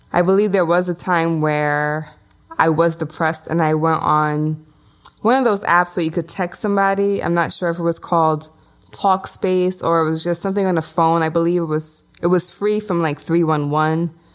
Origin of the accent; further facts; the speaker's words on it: New York City, New York, United States; moved away as an adult; now in New Jersey, United States; I am Brooklyn born and raised, Bushwick to be specific